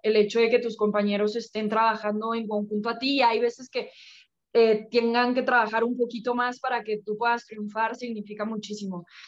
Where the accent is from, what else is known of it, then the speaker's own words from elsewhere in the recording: Mexico; somos cinco mexicanas Así que también estoy contenta de poder representar a México